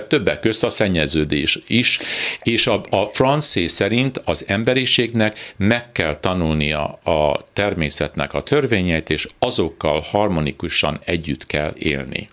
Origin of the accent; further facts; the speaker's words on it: Edmonton, Alberta, Canada; moved away as an adult; also born or lived in Toronto / Northern Ontario / New York / Budapest; én úgy Edmontonban nevelkedtem, Torontóban születtem, Edmontonban nevelkedtem főleg